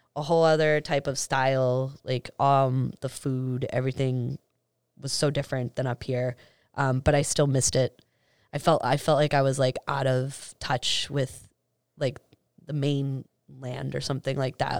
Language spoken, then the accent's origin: English; Medford, Massachusetts, United States; also born or lived in New York / Miami / East Boston; I grew up in Medford